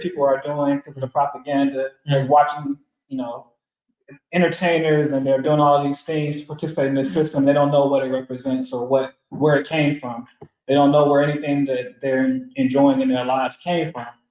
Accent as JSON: {"language": "English", "town": "Atlanta", "region": "Georgia", "country": "United States", "said": "I'm from Atlanta"}